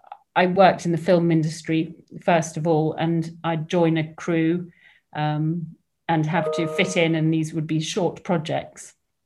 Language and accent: English; Hong Kong; also born or lived in England; So I grew up in Hong Kong, and I was the sort of expat kid that turned up. I ended up at a fairly strict all-girls boarding school in the Dorset countryside.